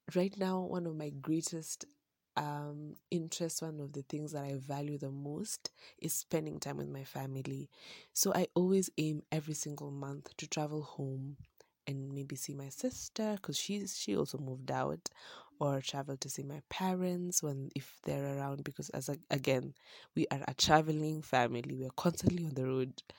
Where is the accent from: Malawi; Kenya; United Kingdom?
Kenya; having grown up in a town where you're just so used to how things go, and then, um, starting there all the way from prime, from nursery to hi-, to class eight